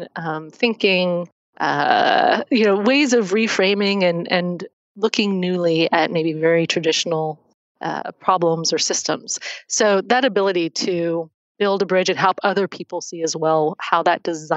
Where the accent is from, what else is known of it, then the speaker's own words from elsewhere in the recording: Oakland, California, United States; I grew up in the Bay Area. I grew up in Oakland, went to school at Cal and Berkeley